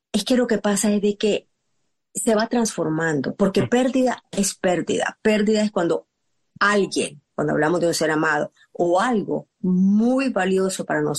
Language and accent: Spanish; Nicaragua; Yo soy nicaragüense y puedo identificar con lo